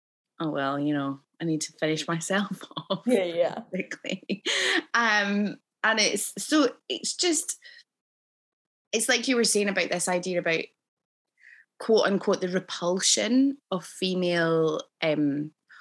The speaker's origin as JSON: {"language": "English", "region": "Scotland", "country": "United Kingdom", "tie": "born or raised there", "said": "obviously I grew up in Scotland"}